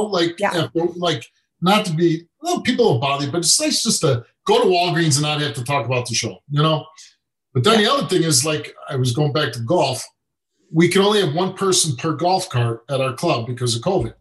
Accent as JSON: {"language": "English", "town": "Chicago", "region": "Illinois", "country": "United States", "tie": "born or raised there", "said": "I grew up in Chicago with with nothing"}